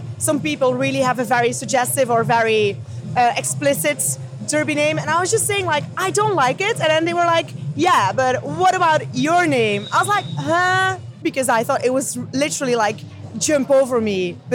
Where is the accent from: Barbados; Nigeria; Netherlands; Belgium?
Belgium; English is a second language; moved away as an adult; now in London, United Kingdom; I'm not native English, uh, so I'm from Belgium.